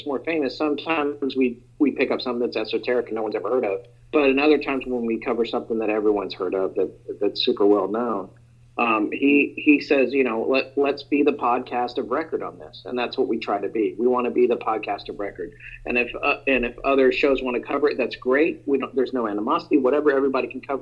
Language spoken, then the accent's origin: English; the South, United States; I'm from the South